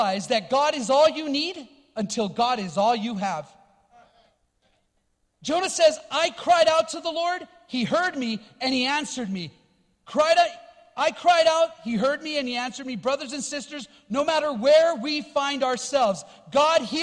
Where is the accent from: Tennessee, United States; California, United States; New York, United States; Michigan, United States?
California, United States; Los Angeles; I grew up in Los Angeles, born and raised there